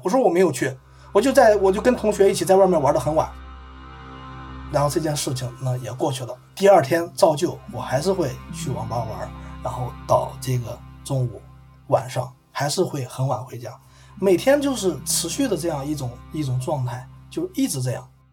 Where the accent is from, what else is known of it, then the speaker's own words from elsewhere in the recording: Fuyang, Anhui, China; moved away; 当我再次回到我的老家阜阳的时候